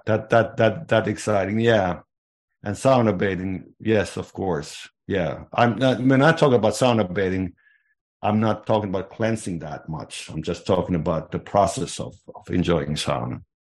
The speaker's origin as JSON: {"language": "English", "country": "Finland", "tie": "born or raised there", "moved": "yes", "said": "I was growing up in Finland in the, in the sixties"}